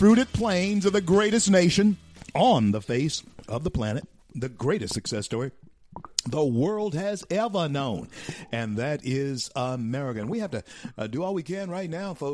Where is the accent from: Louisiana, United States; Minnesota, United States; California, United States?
Louisiana, United States; Shreveport; now in Florida, United States; my hometown of Shreveport, Louisiana